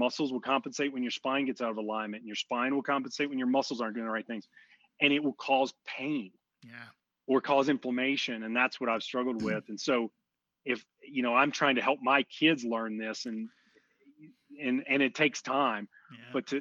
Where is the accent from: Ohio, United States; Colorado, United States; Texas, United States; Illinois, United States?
Texas, United States; outside of Houston; I grew up outside of Houston